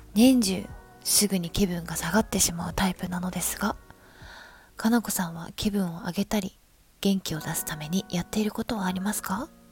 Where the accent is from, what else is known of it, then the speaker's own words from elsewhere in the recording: Ikoma, Nara, Japan; now in Tokyo, Japan; 私は奈良県生駒市出身ということで